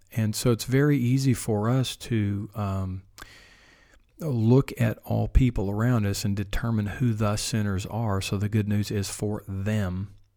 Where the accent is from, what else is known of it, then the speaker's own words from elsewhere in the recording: Oklahoma, United States; my home state here